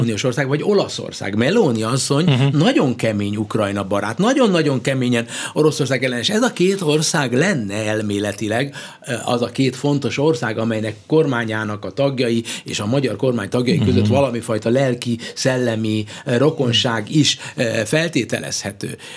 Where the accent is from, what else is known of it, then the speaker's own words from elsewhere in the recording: Hungary; Magyarországról jövök